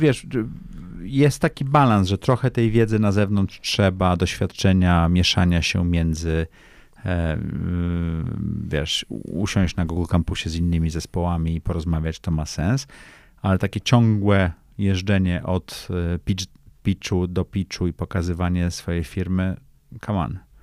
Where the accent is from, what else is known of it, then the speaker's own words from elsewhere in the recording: Tricity, Pomeranian Voivodeship, Poland; moved away; ja jestem z nadmorza, jestem z Trójmiasta.